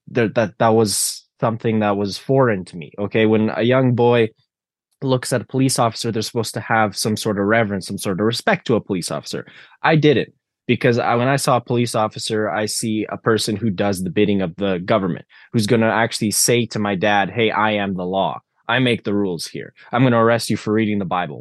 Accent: Canada; I grew up in the Canada where that was the reality

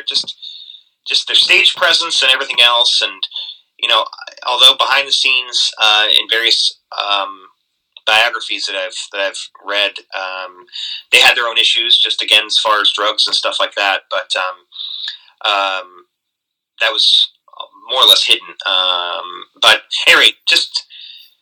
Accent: Baltimore, Maryland, United States; I grew up in Baltimore

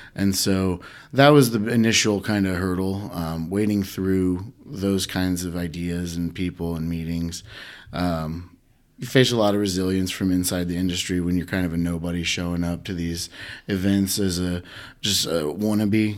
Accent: Huntington, Indiana, United States; I grew up in Huntington

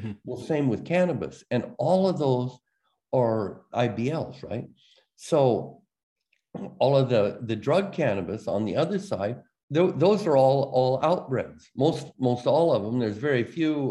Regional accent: Oregon, United States; that's my home state

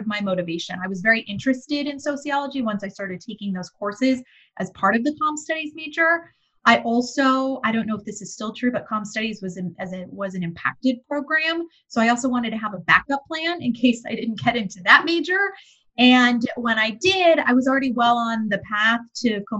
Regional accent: Bakersfield, California, United States; moved away as an adult; also born or lived in Los Angeles / Miami / New York; now in Washington, D.C., United States; I grew up in Bakersfield, California, which is about 90 miles north

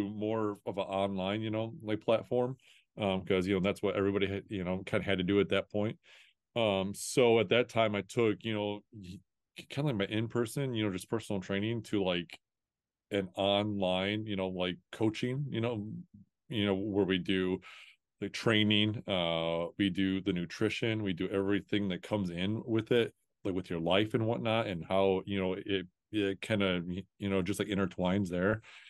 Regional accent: Toledo, Ohio, United States; I'm just from, I'm from Toledo, Ohio. Like, I have no business knowing anybody from outside this area, you know?

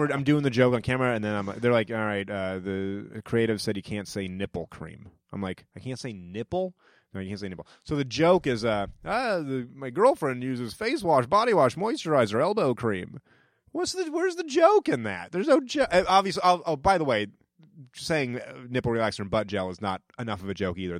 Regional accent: New Hampshire, United States; also born or lived in Georgia / New York / Brooklyn; now in Los Angeles, United States; I grew up in New Hampshire

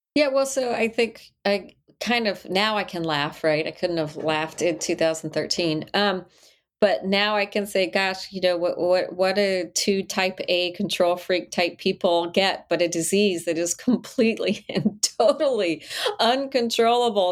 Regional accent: El Paso, Texas, United States; moved away; also born or lived in Charlotte, North Carolina, United States; I grew up in El Paso, Texas

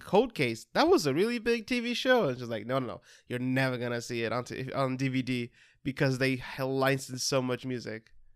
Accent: Brazil; English is a second language; moved away as an adult; now in United States; I am originally from Brazil. I only moved to the U S a couple of years back

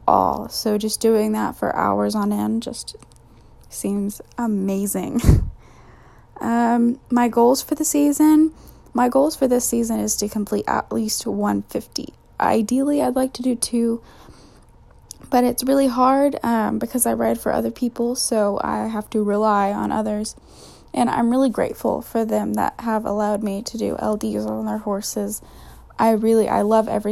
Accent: Houston, Texas, United States; moved away as an adult; now in San Marcos, United States; I'm from Houston, Texas, but I currently live in San Marcos for college

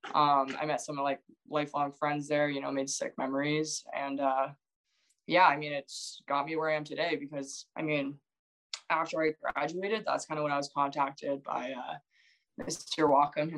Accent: Blackstock, Ontario, Canada; also born or lived in Port Perry; my hometown, I'm from Blackstock, but Port Perry as well

